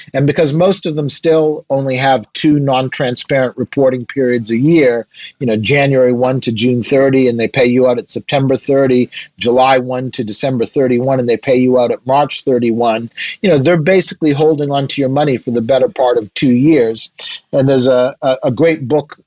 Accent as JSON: {"language": "English", "region": "Nova Scotia", "country": "Canada", "tie": "born or raised there", "also_born_or_lived": "Quebec", "said": "I was born in a mining town in Quebec that doesn't exist anymore. When the when the mine dried up, the people dried up too. Um, so I ended up being raised in Nova Scotia"}